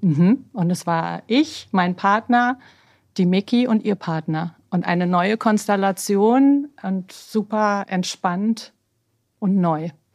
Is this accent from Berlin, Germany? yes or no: yes; Berlin, Germany; moved away as an adult; also born or lived in New York; ich bin ja gebürtige Berlinerin, mhm. so eine richtig echte Berliner Pflanze. Mhm. Ähm, bin am Cotti groß geworden